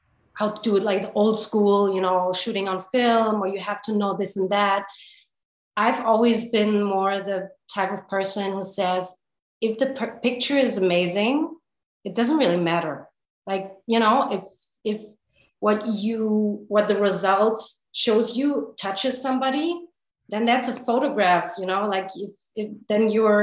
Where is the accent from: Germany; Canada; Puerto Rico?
Germany; Hamburg; now in Los Angeles, United States; Born in Germany, in Hamburg, to be precise. And born and raised in Germany